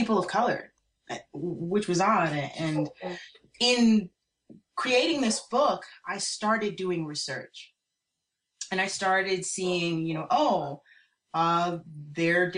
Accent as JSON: {"language": "English", "town": "New York City", "region": "New York", "country": "United States", "tie": "born or raised there", "said": "I grew up in New York City"}